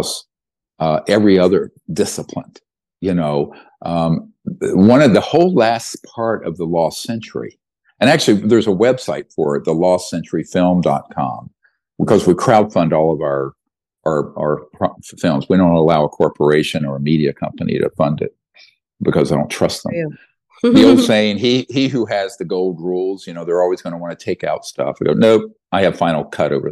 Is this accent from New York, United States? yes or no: no; North Carolina, United States; the guys I grew up with in North Carolina